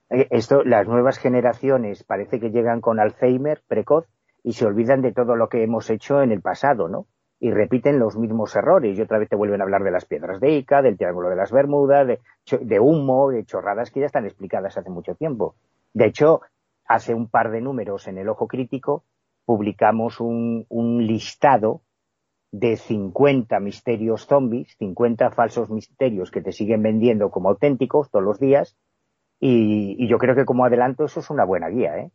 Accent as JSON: {"language": "Spanish", "region": "Galicia", "country": "Spain", "tie": "born or raised there", "said": "siendo un gallego que creció en los años 80 en la Galicia de la heroína, yo creo que a mí estos temas me salvaron la vida"}